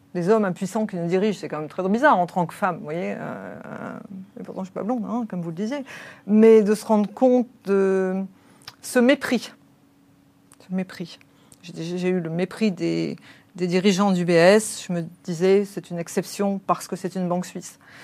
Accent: France; moi en tant que Française

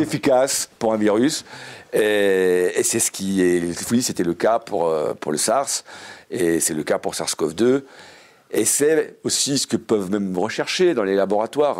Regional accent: Savoy, Auvergne-Rhône-Alpes, France; je suis savoyard

